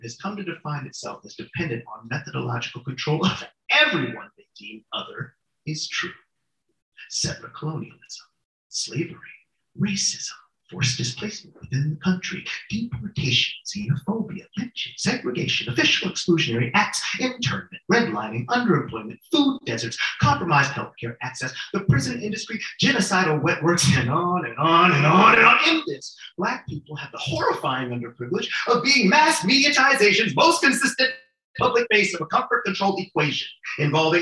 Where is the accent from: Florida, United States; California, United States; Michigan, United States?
California, United States; Los Angeles; moved away; When I grew up in Los Angeles, after April 29th, 1992